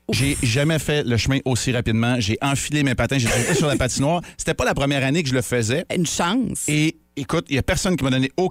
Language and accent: French; Montreal, Quebec, Canada; moved away; les gens oublient parfois que je suis natif de Montréal, même moi.